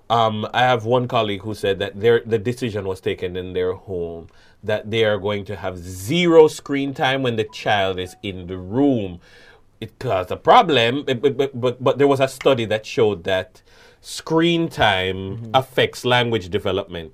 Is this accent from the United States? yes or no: no; Jamaica